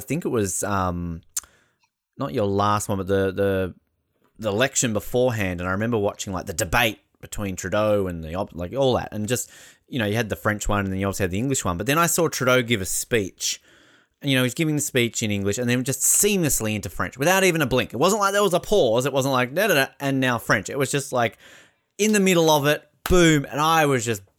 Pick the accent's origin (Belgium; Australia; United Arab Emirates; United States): Australia; also born or lived in New Zealand; as an Australian